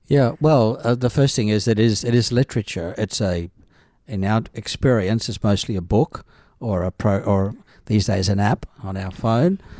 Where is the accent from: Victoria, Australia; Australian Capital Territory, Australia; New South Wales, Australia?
New South Wales, Australia; Northern Rivers; also born or lived in Adelaide / Jerusalem; now in Brisbane, Australia; I was raised in the Church of Christ in the Northern Rivers of New South Wales